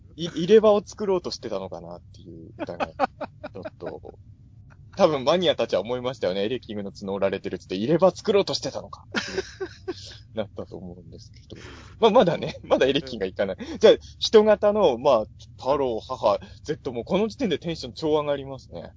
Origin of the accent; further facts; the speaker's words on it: Japan; 新張り僕の実家の最寄り